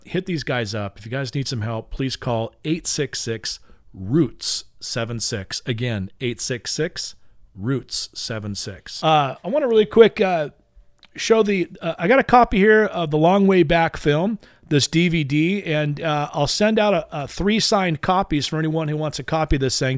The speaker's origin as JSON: {"language": "English", "town": "Long Beach", "region": "California", "country": "United States", "tie": "born or raised there", "said": "my hometown. That would be Long Beach, California"}